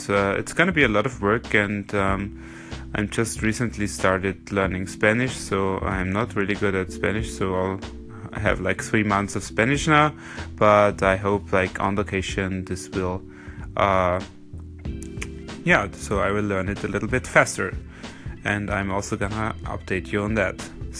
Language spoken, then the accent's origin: English; Vienna, Austria; I am now 35 years old. I was born in Vienna, Austria